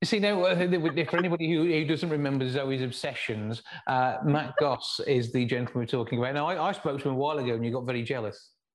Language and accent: English; West Midlands, United Kingdom; accent: West Midlands; my West Midlands accent